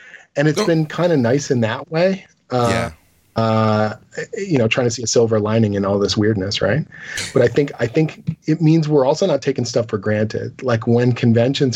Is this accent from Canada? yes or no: yes; Canada; as a Canadian